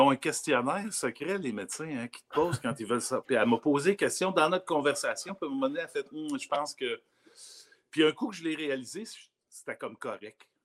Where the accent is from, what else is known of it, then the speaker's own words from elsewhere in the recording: Rigaud, Quebec, Canada; also born or lived in Cadillac, Abitibi, Quebec; je suis né à Cadillac en Abitibi, ouais. Cadillac. Mais, déménager déménagé très jeune à Rigaud.